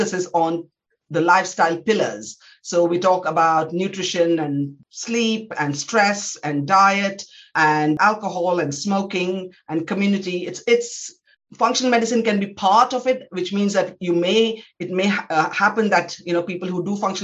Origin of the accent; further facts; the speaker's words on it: India; moved away as an adult; now in United Kingdom; I was born in India. I trained in some of the top medical institutions in India